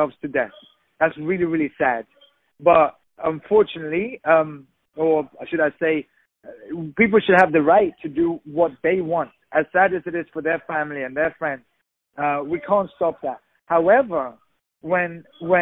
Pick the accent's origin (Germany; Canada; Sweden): Sweden; also born or lived in England; now in Los Angeles, United States; I'm originally from Sweden. I lived in England